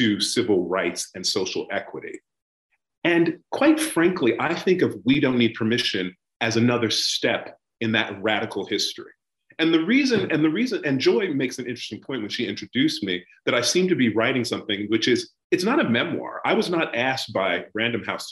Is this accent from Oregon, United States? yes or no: no; Tuskegee, Alabama, United States; now in United Kingdom; I was born and raised in the United States. I was born in the Deep South in Tuskegee, Alabama